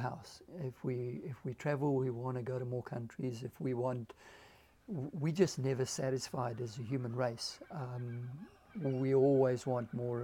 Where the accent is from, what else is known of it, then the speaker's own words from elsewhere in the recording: South Africa; now in Australia; Every time I say I'm South African in Australia